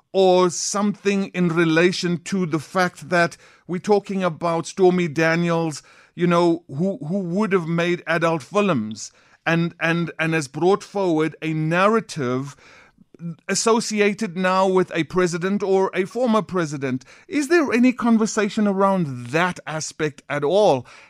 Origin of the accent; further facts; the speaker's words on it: South Africa; as South Africans